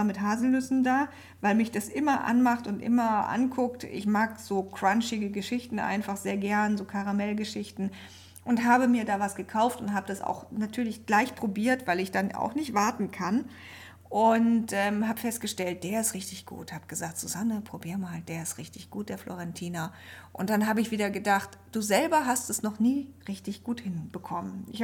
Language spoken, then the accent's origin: German; Germany; Ich komme hier aus der Nähe von Bremen.